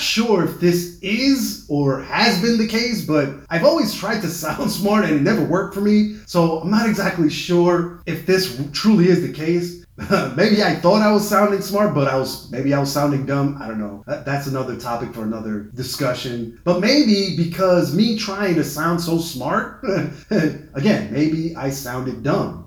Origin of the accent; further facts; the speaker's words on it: New York City, New York, United States; my hometown paper, the uh, New York Times